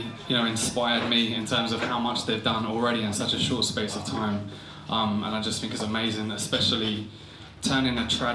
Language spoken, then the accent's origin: English; Essex, East of England, United Kingdom; I'm from Essex.